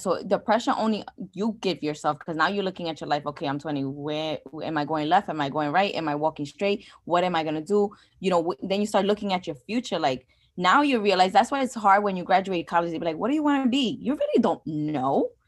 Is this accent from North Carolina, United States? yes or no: no; New York City, New York, United States; first language English; growing up where I grew up in the Bronx